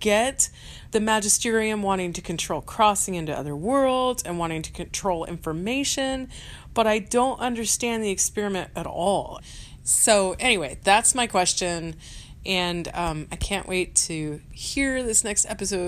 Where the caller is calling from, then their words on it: Wichita, Kansas, United States; I am calling from Wichita, Kansas.